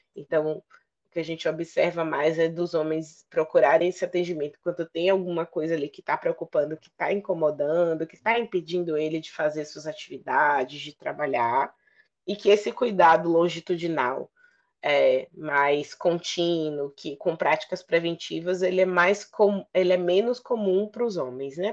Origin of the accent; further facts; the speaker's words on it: Bahia, Brazil; médica de família, sou baiana